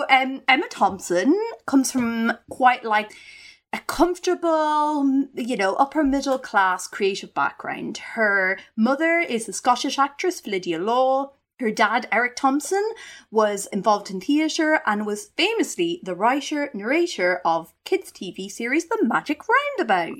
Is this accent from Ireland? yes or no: yes; Ireland; growing up in the Irish countryside